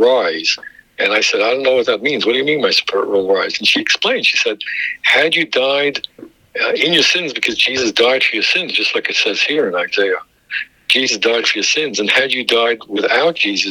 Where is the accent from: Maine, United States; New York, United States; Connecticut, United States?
New York, United States; New York City; also born or lived in Israel; Jewish kid from growing up in Brooklyn